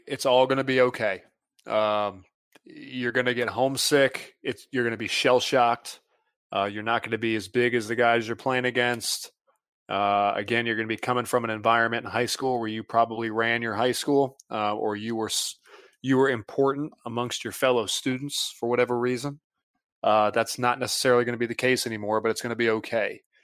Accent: Mint Hill, North Carolina, United States; moved away as an adult; I was coming from Mint Hill, North Carolina, and, you know, two weeks before that, I was, you know, uh, not, you know, I was a senior in high school

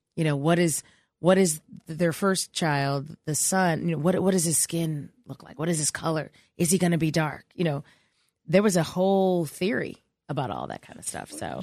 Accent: Chicago, Illinois, United States; I'm from Chicago

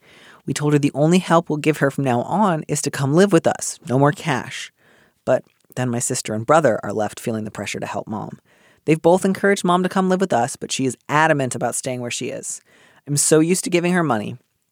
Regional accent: Midwest, United States; I grew up in the Midwest.

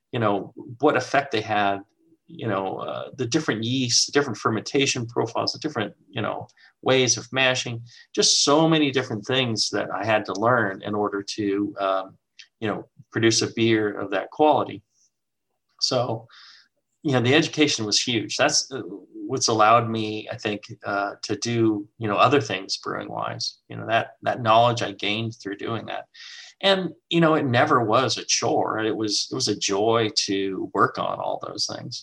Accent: United States; being an American

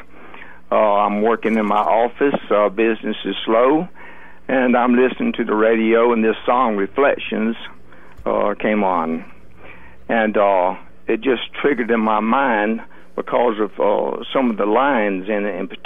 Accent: Grady County, Georgia, United States; I grew up in Grady County, Georgia. I was born in a house in Grady County, and my father was a farmer

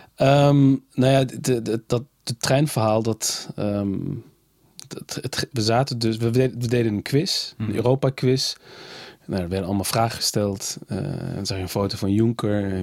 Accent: Nijmegen, Gelderland, Netherlands; Ik kom uit Nijmegen, ik ben in Nijmegen geboren

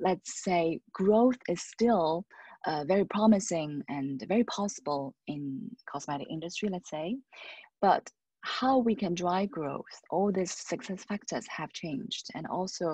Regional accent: China; also born or lived in Paris, France; now in Shanghai, China; I came back to China, my home country

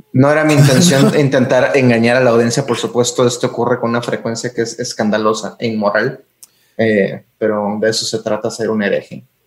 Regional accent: Tampico, Tamaulipas, Mexico; moved away; also born or lived in Mexico City; Fui criado en Tampico.

